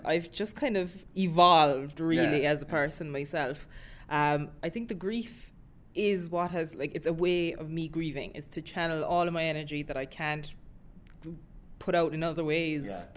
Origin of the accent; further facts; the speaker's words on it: Millstreet, Munster, Ireland; my own town, my hometown in Mill Street, there's nothing for young people